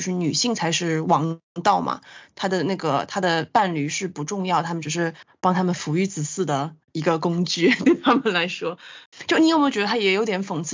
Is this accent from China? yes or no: yes; China; 我们中国人